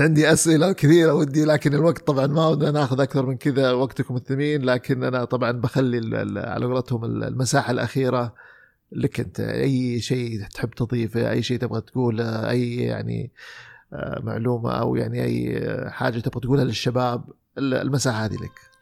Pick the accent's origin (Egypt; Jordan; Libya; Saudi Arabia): Saudi Arabia; احنا كسعوديين